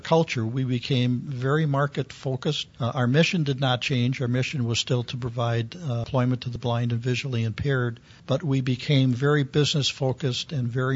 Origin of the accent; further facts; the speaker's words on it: Milwaukee, Wisconsin, United States; also born or lived in Oklahoma City; Milwaukee, which was my hometown